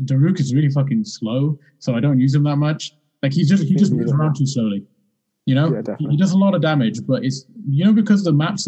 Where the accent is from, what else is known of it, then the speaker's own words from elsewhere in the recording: United Kingdom; being British